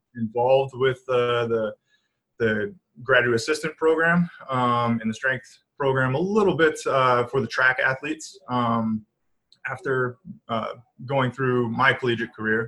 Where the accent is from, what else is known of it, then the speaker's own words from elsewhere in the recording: Manchester, Michigan, United States; I grew up in a small town outside of Ann Arbor, Michigan